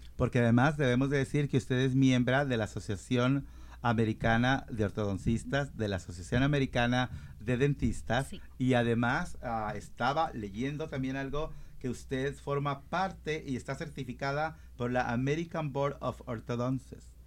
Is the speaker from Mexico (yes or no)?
yes; Mexico; moved away; Yo soy de México